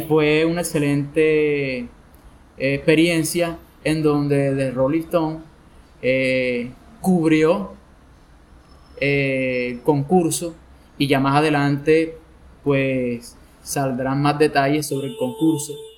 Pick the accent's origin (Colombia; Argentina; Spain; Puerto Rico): Colombia; Sincelejo, Sucre; soy de Cincelejo